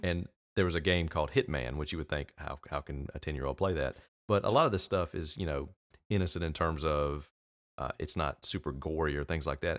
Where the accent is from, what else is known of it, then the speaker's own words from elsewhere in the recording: United States; I'm from America, I live here